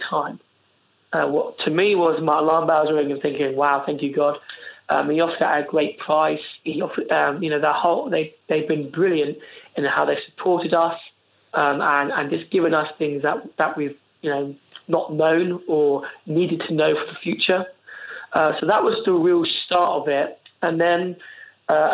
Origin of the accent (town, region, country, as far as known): Isle of Wight, South East England, United Kingdom; moved away as an adult; also born or lived in Cardiff; now in Portsmouth, United Kingdom